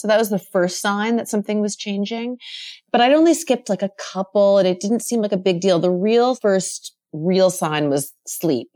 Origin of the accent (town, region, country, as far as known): Rockland County, New York, United States; born or raised there